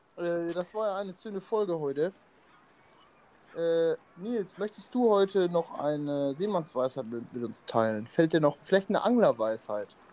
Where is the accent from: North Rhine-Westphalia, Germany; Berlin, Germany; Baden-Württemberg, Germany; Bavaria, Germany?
North Rhine-Westphalia, Germany; Emmerich; bei uns in Emmerich